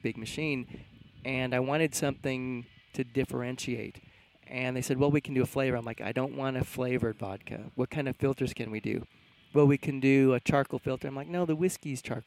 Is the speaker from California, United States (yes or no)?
yes; Southern California, United States; growing up in Southern California, my dad was always in the record business